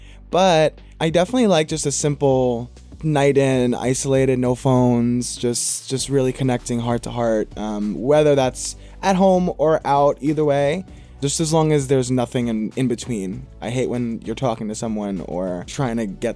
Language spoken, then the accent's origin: English; New York City, New York, United States; now in Los Angeles, United States; I'm born and raised in Queens, New York.